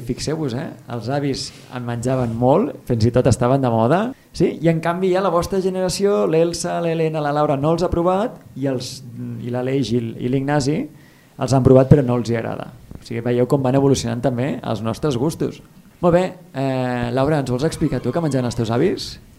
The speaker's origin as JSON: {"language": "Catalan", "area": "Ebro Delta", "region": "Catalonia", "country": "Spain", "said": "sóc del Delta de l'Ebre"}